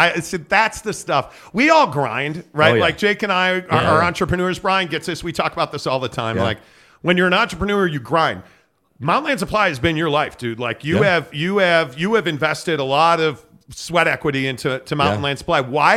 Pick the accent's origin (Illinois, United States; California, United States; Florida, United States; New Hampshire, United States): Illinois, United States; Chicago; Yes, born and raised in Chicago.